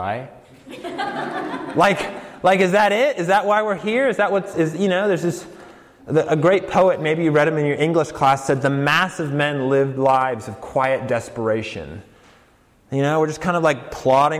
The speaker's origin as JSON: {"language": "English", "region": "Colorado", "country": "United States", "moved": "yes", "said": "I'm from Colorado"}